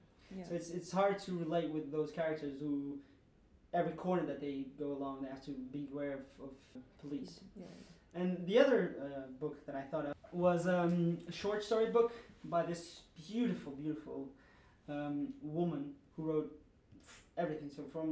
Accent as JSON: {"language": "English", "region": "Lisbon", "country": "Portugal", "second_language": "English", "moved": "as an adult", "lives_now": "London, United Kingdom", "said": "I come from Portugal, Lisbon, capital."}